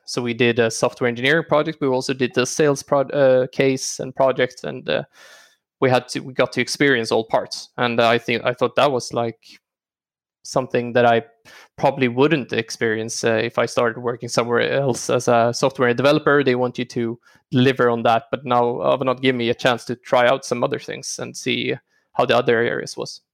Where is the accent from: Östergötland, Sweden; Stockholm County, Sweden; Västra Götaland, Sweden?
Stockholm County, Sweden; Stockholm; also born or lived in Örebro; I am born and raised in Stockholm. Uh, lived here all my life, except for studying three years at university in Örebro.